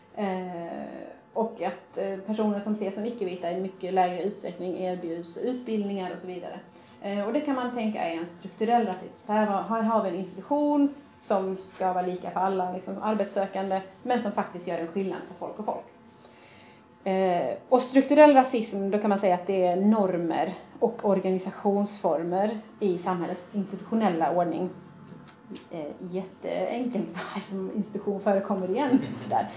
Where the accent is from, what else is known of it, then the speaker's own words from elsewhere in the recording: Sweden; Jag är faktiskt svensk